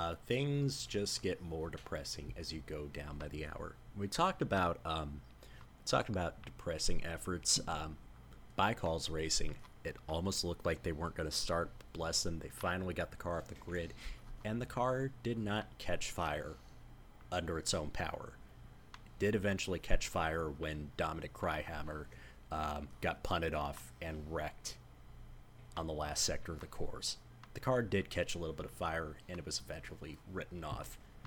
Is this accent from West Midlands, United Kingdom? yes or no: no; Hull, Yorkshire and the Humber, United Kingdom; And I'm a bloke from Hull with 2 kids.